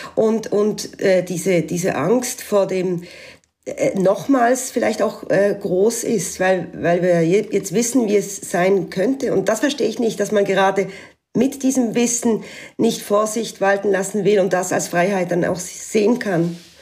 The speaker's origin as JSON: {"language": "German", "country": "Switzerland", "moved": "as an adult", "lives_now": "Alsace, France"}